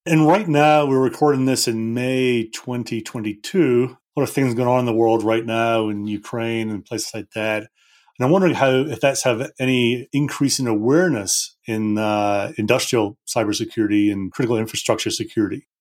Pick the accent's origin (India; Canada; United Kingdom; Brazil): United Kingdom; now in Denver, United States; Being a Brit